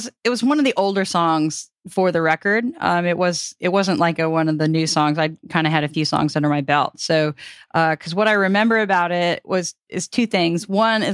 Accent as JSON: {"language": "English", "town": "Chanute", "region": "Kansas", "country": "United States", "tie": "born or raised there", "also_born_or_lived": "Pittsburg, Kansas", "moved": "yes", "said": "Chanute, my hometown was 2 hours from anywhere"}